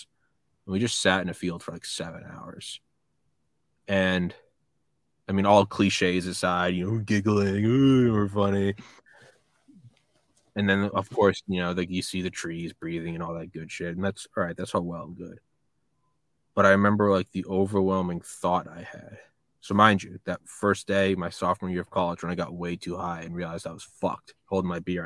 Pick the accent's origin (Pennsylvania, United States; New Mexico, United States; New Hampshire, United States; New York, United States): New Hampshire, United States; also born or lived in Maryland / Athens, Georgia; now in Georgia, United States; I'm from New Hampshire